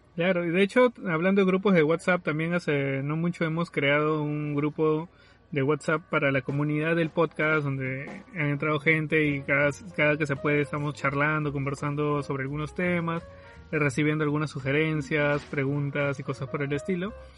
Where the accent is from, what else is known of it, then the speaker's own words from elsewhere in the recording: Lima, Peru; soy de Lima, bueno, del sur de Lima